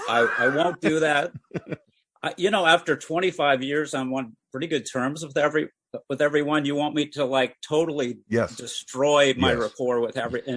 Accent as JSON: {"language": "English", "town": "Washington", "region": "District of Columbia", "country": "United States", "tie": "born there", "said": "Well, I was born in Washington, D.C."}